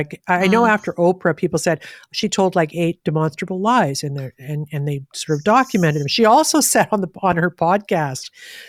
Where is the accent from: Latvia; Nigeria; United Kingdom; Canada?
Canada; It's a belief system I have as a Canadian.